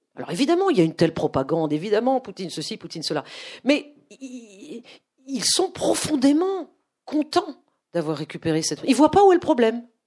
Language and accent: French; France; also born or lived in Moscow, Russia; je suis française, que je suis le pur produit de la société française